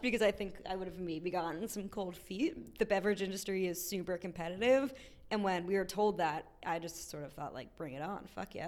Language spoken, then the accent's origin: English; Short Hills, New Jersey, United States; moved away as an adult; also born or lived in Boston / Tokyo; now in Washington, D.C., United States; I grew up in New Jersey